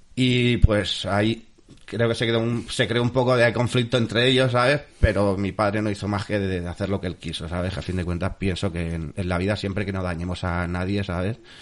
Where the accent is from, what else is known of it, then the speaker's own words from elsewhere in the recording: el Puerto, Valencian Community, Spain; Yo soy del puerto de toda la vida. Lo que pasa que yo nazco aquí, realmente nací en Valencia eh, mm, mis primeros años los viví en la calle Segorbe número 69